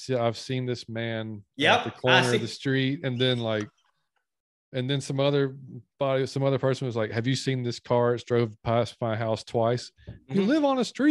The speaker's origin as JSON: {"language": "English", "region": "the South", "country": "United States", "said": "I'm from the South. Like, I grew mm-hmm. up on that food."}